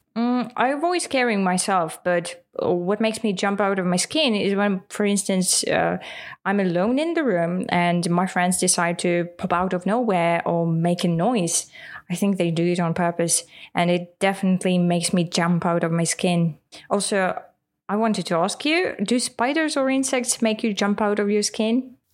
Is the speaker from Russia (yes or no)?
yes; Russia; first language Russian; English is a second language; In Russian, we would say